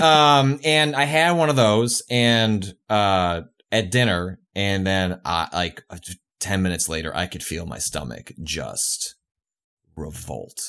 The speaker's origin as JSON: {"language": "English", "region": "Midwest", "country": "United States", "tie": "born or raised there", "also_born_or_lived": "California", "moved": "as an adult", "said": "I grew up in the Midwest."}